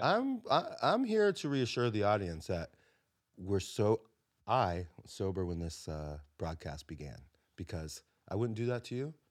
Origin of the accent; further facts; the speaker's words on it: South Florida, United States; moved away; I grew up in South Florida